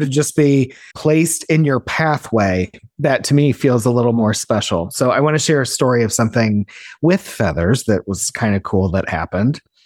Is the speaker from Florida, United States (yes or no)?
no; Illinois, United States; moved away; Amber and I grew up together in Illinois